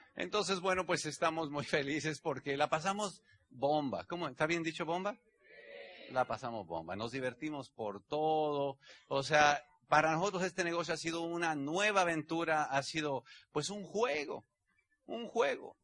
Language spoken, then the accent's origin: Spanish; Mexico; Mi país, México, es el país que tiene 120 millones de habitantes donde yo nací. Tengo el ombligo enterrado ahí